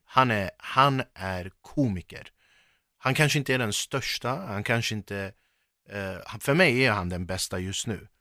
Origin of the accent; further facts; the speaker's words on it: Sweden; jag är verkligen förortskille